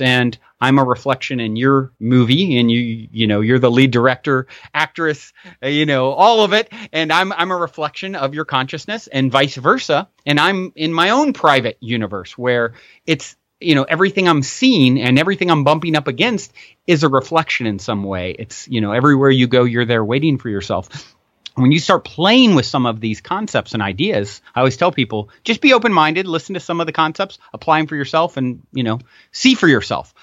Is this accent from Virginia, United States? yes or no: yes; Virginia, United States; moved away as an adult; also born or lived in Tennessee; now in Costa Mesa, United States; I was born and raised in Virginia